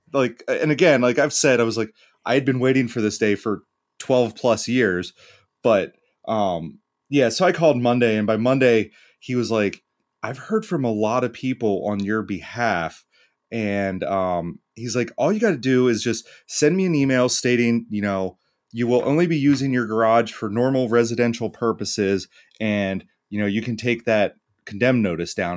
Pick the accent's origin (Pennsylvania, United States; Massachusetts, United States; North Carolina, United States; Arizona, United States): Pennsylvania, United States; York; I'm from Pennsylvania